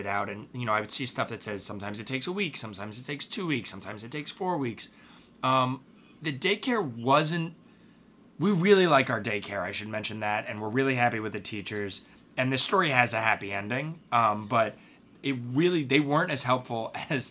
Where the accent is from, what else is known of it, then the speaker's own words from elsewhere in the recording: United States; As an American and as a parent